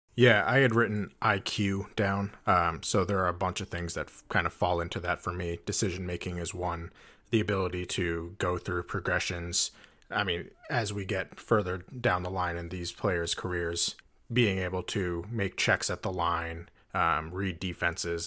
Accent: New Hampshire, United States; I grew up in New Hampshire

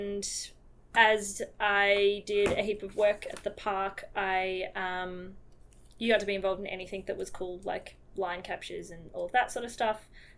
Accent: Australia; also born or lived in South Africa; I'm this Australian

